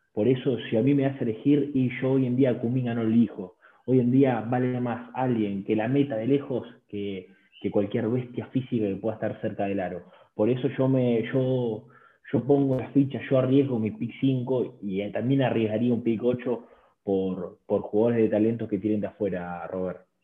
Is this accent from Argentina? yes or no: yes; Buenos Aires, Argentina; desde Buenos Aires, Argentina.